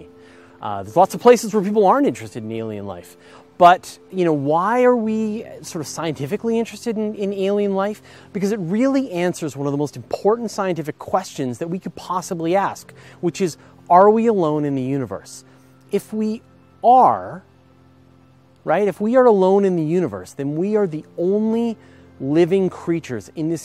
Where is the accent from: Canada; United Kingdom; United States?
Canada; I'm Canadian. And I was raised in the metric system